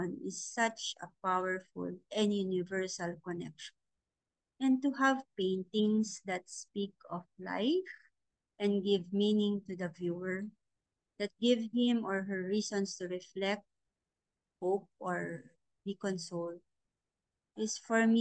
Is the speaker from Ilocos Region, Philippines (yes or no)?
yes; La Union, Ilocos Region, Philippines; I am an active member of the Artist Guild of La Union, the art group in my hometown that I support